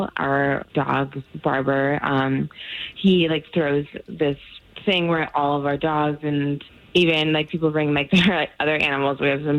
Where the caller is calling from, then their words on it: College Park, United States; I'm calling from College Park.